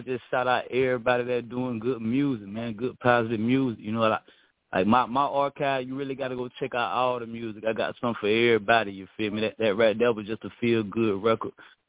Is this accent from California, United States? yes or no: no; South Georgia, United States; now in Florida, United States; I'm from South Georgia, but I be in Florida.